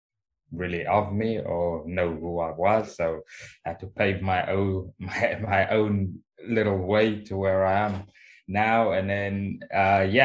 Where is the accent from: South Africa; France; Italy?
South Africa; Cape Town, Western Cape; moved away as an adult; now in England; born and raised in Cape Town. Left Cape Town at about 23